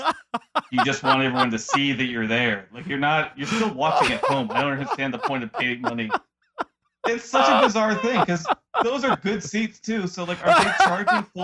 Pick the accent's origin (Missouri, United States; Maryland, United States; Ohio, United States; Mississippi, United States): Ohio, United States; Cleveland; I'm from Cleveland